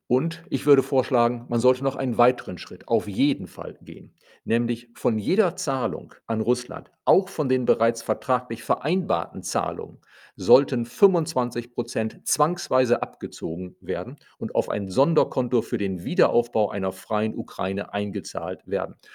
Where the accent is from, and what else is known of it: Germany